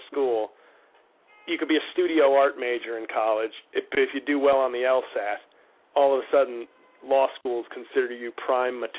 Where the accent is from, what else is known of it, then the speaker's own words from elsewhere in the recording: New York City, New York, United States; Oh, I grew up in New York. I grew up in oh, uh, in, okay. in the Riverdale section of the Bronx